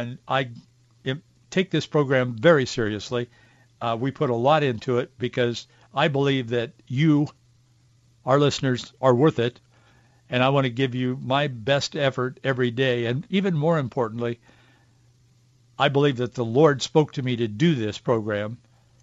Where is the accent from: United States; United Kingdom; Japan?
United States; Yakima, Washington; moved away as an adult; He and I were born and raised in Yakima, Marjorie and I moved after we got married